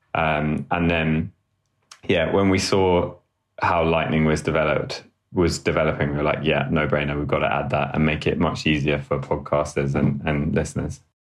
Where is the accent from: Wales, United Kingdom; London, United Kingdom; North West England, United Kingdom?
London, United Kingdom; also born or lived in Sheffield; I grew up in London, in the UK, um, northeast London, in a place called Hackney.